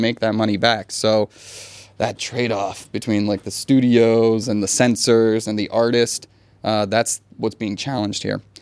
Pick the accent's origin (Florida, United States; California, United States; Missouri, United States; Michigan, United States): Florida, United States; now in Thailand; I'm from Florida